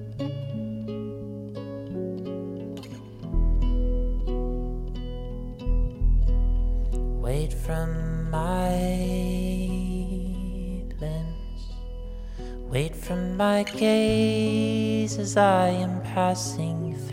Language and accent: English; Louisville, Kentucky, United States; also born or lived in Oberlin, Ohio; I'm from Louisville. Born and raised